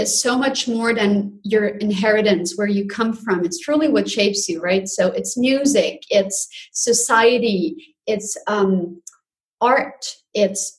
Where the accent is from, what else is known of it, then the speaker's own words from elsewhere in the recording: Zurich, Switzerland; So I was born and raised in Zurich, Switzerland, and I lived here all of my life.